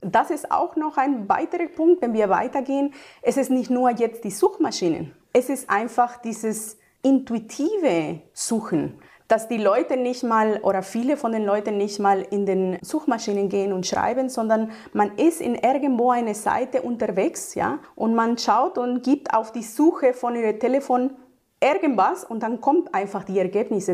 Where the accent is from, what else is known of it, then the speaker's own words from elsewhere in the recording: Mexico; now in Germany; Ich komme ursprünglich aus Mexiko und bin seit 20 Jahren in Deutschland.